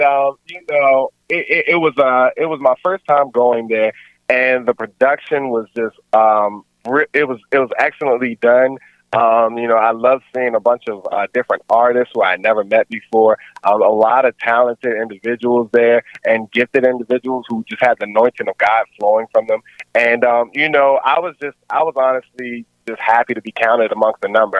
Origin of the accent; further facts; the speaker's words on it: Baltimore, Maryland, United States; also born or lived in Columbia, Maryland / Washington, District of Columbia, United States; I'm originally from Baltimore. Um, however, I mean, I've moved. I moved over to Columbia, Maryland, in my teenage years.